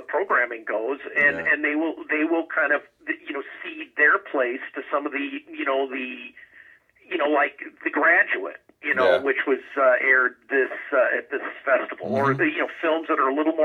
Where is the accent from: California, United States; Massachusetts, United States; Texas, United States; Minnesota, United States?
Minnesota, United States; Minneapolis; When I was growing up in the Twin Cities